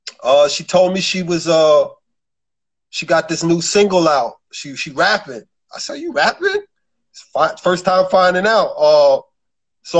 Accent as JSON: {"language": "English", "town": "New York City", "region": "New York", "country": "United States", "said": "I'm from Brooklyn, New York, the borough"}